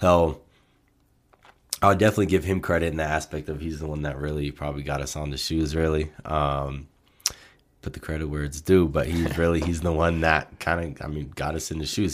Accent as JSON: {"language": "English", "town": "Portland", "region": "Oregon", "country": "United States", "moved": "as an adult", "lives_now": "Colorado, United States", "said": "we're initially from Portland, Oregon"}